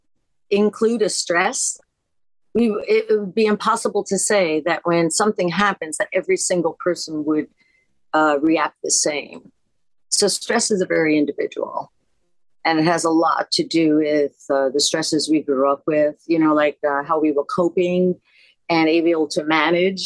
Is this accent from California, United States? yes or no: no; New York City, New York, United States; I am an American. I am a New Yorker. I grew up Lower East Side